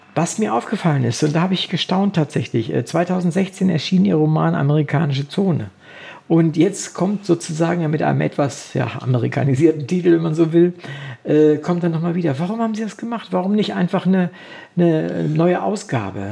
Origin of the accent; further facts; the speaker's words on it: Wolfenbüttel, Lower Saxony, Germany; Ich komme ja aus, aus Niedersachsen, aus Wolfenbüttel